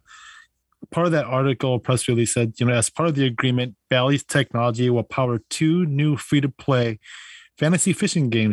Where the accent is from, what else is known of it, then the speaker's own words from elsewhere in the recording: Wisconsin, United States; they're from my neck of the woods, from my home state here.